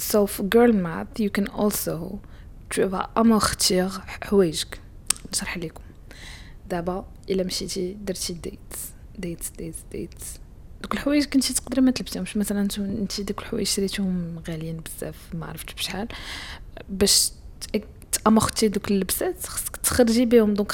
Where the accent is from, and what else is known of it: Morocco